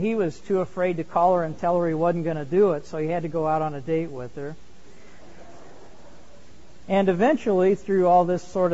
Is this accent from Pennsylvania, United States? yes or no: no; Indiana, United States; I grew up in Indiana